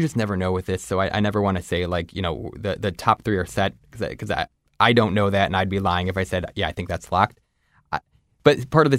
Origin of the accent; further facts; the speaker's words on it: Ohio, United States; I'm a Midwesterner, I'm Ohioan